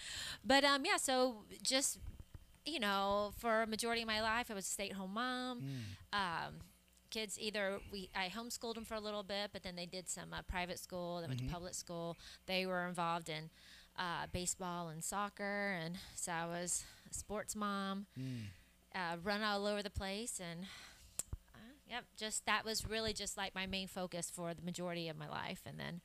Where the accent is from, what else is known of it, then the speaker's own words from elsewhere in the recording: Atlanta, Georgia, United States; also born or lived in Birmingham, Alabama / Stone Mountain, Georgia; Well, I was born in Birmingham, but grew up outside of the Atlanta area, like Stone Mountain and those kind of.